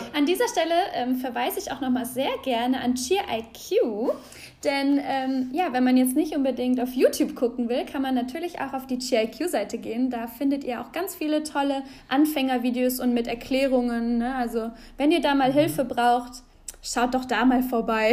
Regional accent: Aachen, North Rhine-Westphalia, Germany; nach Aachen kommen durfte, in meine Heimatstadt

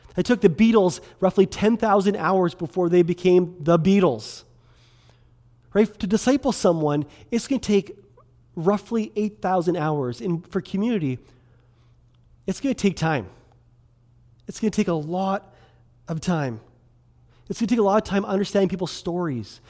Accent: Kelowna, British Columbia, Canada; also born or lived in Quesnel, British Columbia; I grew up in Kelowna, um, grew up down on eight sixteen Leon Avenue downtown

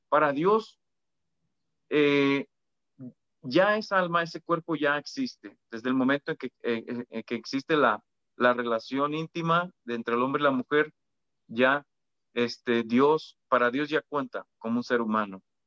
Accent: Mexico; los que somos mexicanos

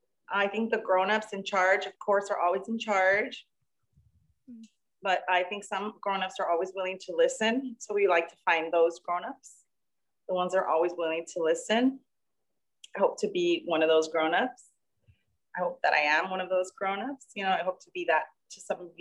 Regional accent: Los Angeles, California, United States; I grew up in segregated Los Angeles in the 80s

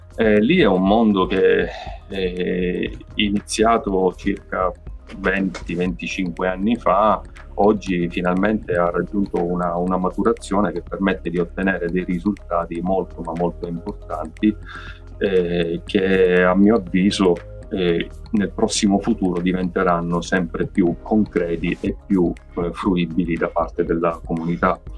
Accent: Sicily, Italy; essendo siciliano purtroppo ho dovuto realizzare che la mia terra mi stava sempre più stretta

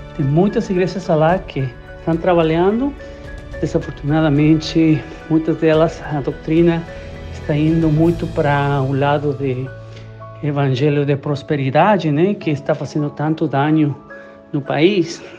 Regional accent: Guatemala; moved away; sou guatemalteco

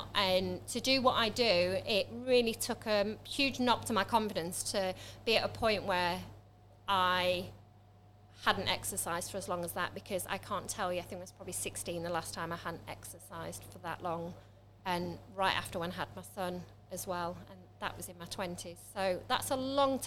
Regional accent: Manchester, North West England, United Kingdom; also born or lived in Lincoln; now in Stamford, United Kingdom; I'm originally from Manchester, but I haven't moved from Manchester. I was in Lincoln for quite

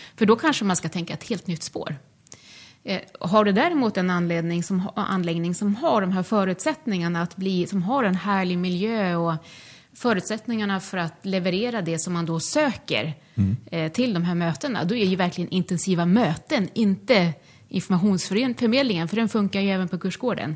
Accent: Sweden; moved away; jag är född och uppvuxen i Bullerbyn i, eh, i Småland

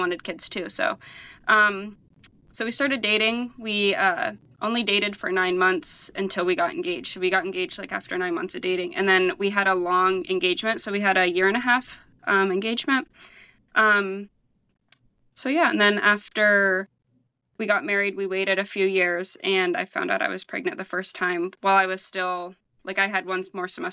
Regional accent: Cambridge Springs, Pennsylvania, United States; I'm from Cambridge Springs

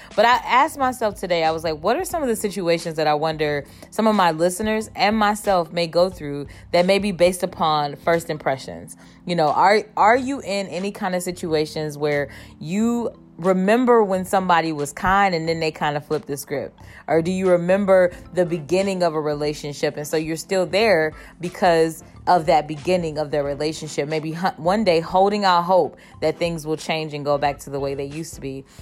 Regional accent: Cleveland, Ohio, United States; moved away; I was born and raised in Cleveland

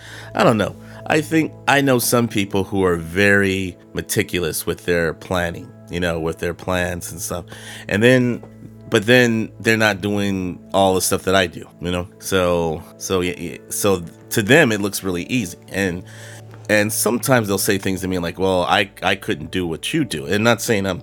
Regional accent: Carmichael, California, United States; moved away as an adult; now in Texas, United States; I'm from California. I'm from Carmichael, which is a small, a suburb of Sacramento

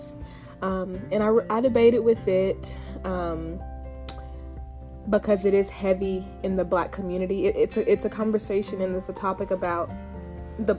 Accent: Tennessee, United States; moved away; I'm from Tennessee, born and raised on my family farm

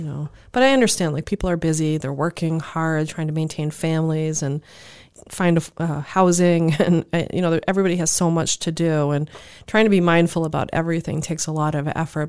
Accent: Cape Cod, Massachusetts, United States; growing up on Cape area

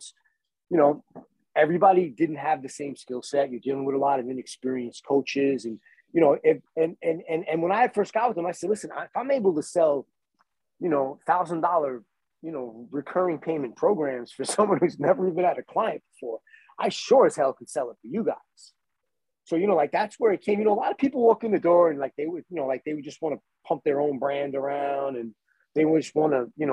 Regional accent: Copiague, New York, United States; I grew up in Copeg.

